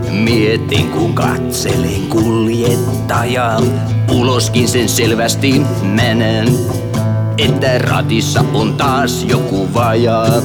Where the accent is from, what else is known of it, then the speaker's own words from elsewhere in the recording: Vaasa, Ostrobothnia, Finland; mä oon Vaasasta kotosia, niin mä oon asunut ää, Neekerikylän kupeessa